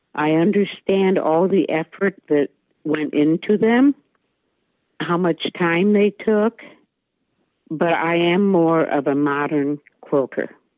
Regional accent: Maumee, Ohio, United States; now in Waldo, United States; I was born and raised in Maumee, Ohio

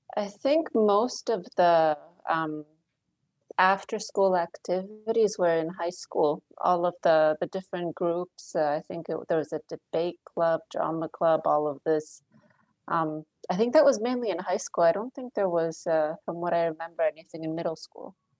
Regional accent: Philadelphia, Pennsylvania, United States; also born or lived in King of Prussia, Pennsylvania / Blue Bell, Pennsylvania / Poland; I grew up in the Philadelphia area.

